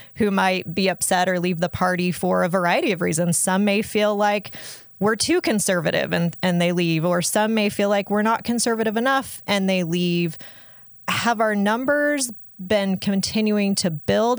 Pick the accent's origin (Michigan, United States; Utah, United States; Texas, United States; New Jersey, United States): Utah, United States; I grew up here in Utah